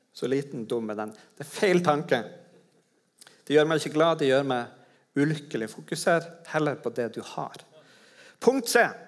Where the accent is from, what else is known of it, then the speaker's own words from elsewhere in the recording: Tromsø, Troms, Norway; i Tromsø, der jeg kommer fra.